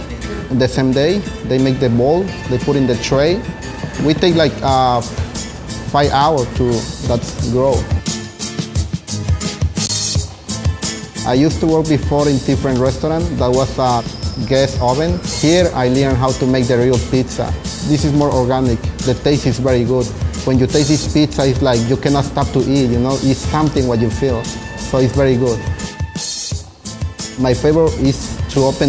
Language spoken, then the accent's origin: English; Mexico; now in New York, United States; I am from Mexico.